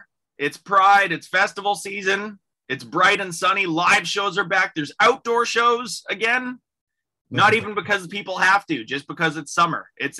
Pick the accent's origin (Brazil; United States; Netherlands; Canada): Canada; the North, Northern Canada; now in Toronto, Canada; I'm from the North.